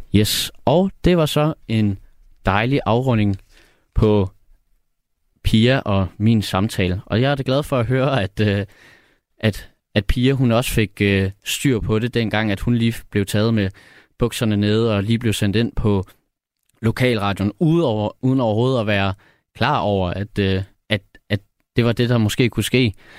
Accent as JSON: {"language": "Danish", "area": "Odsherred", "region": "Zealand", "country": "Denmark", "tie": "born or raised there", "moved": "as an adult", "lives_now": "Copenhagen, Denmark", "said": "jeg er fra Nordvestjylland faktisk. Øhm, fra den øh, store sommerhuskommune, der hedder Odsad"}